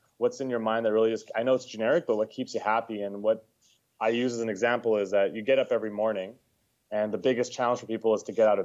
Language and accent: English; Edmonton, Alberta, Canada; moved away as an adult; now in Ontario, Canada; born and raised in Edmonton, Alberta, lived there most of my life.